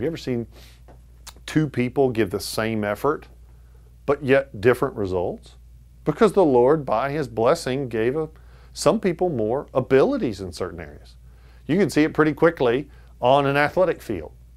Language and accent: English; United States; as an American